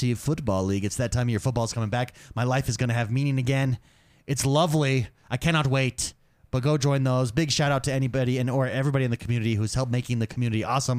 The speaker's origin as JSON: {"language": "English", "region": "Utah", "country": "United States", "said": "We're from Utah, for those of you that don't know. We live in Utah."}